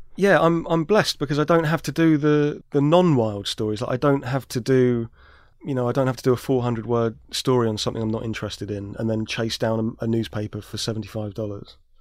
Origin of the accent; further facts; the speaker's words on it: London, United Kingdom; I grew up in South London